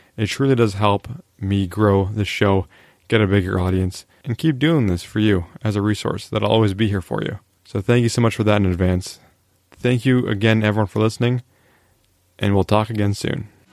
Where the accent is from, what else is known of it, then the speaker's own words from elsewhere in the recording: Canada; I am a Canadian after all